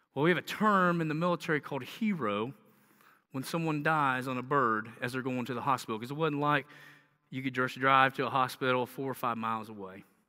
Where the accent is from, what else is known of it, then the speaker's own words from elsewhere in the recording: the South, United States; accent: southern; you can hear my southern accent